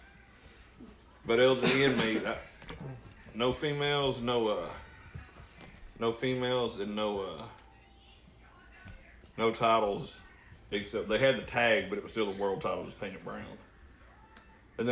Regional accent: Chickamauga, Georgia, United States; I'm from Chickamauga

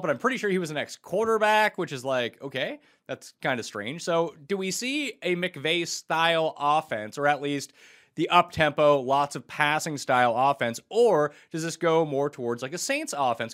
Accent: Canada; moved away; also born or lived in New Jersey; I am Canadian

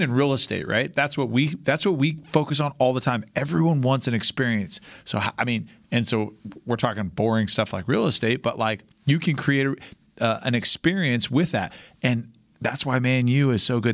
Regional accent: California, United States; moved away; also born or lived in Canada; growing up in California

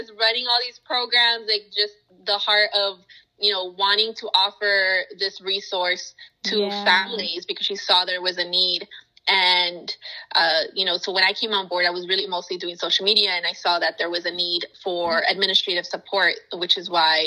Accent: United States; first language Spanish; English is a second language; I am a child of Mexican immigrants. I am first generation American here. And growing up, I you know, Spanish was my first language

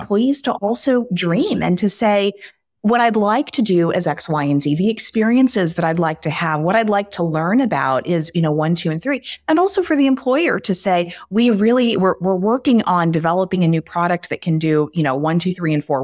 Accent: Texas, United States; I am from Texas, and I love being from Texas

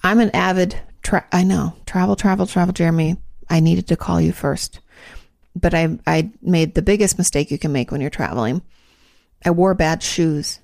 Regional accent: Washington, United States; moved away as an adult; I was from Washington

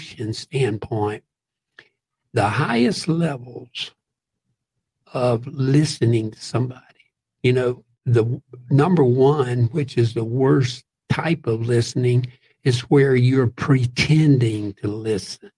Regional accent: Central and South Georgia, United States; I grew up in Central and South Georgia, and especially near Atlanta and some of the other big towns in Georgia

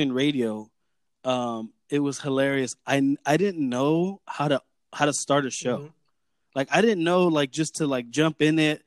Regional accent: Whittier, California, United States; I grew up in South Whittier, pretty much born and raised in South Whittier, and I've lived in Whittier my whole life

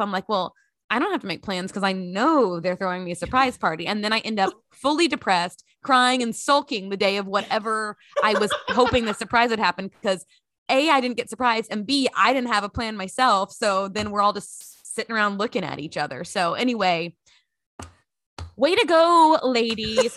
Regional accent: Grand Prairie, Texas, United States; moved away as an adult; also born or lived in Lexington, Kentucky; growing up in Grand Prairie, Texas

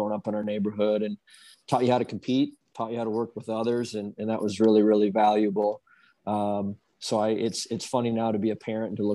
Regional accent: Dubuque, Iowa, United States; I grew up in Dubuque, Dubuque, Iowa, which is about 3 hours east of West Des Moines

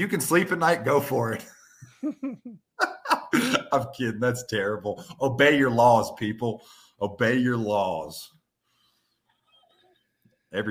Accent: Western North Carolina, United States; I'm from Western North Carolina where everybody's neck is red

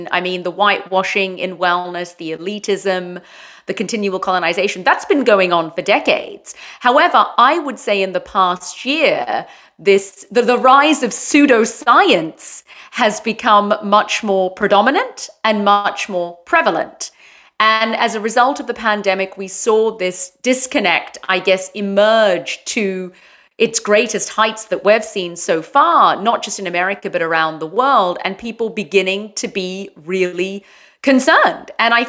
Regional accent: London, United Kingdom; moved away as an adult; now in San Clemente, United States; Well, I'm originally from London, but I have lived in four countries, and I've been in San Clemente now for, I think it's been about 8 years.

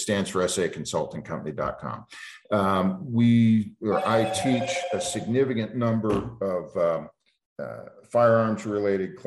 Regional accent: East Coast, United States; now in Montana, United States; I grew up on the East Coast, and it's just a different world.

